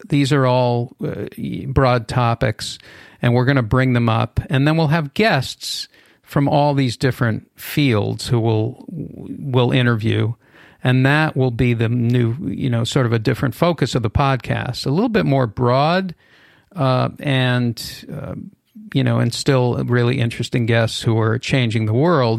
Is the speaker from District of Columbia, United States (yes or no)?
no; Boston, Massachusetts, United States; now in Los Angeles, United States; anti-Semitism and racism growing up in Boston uh, during busing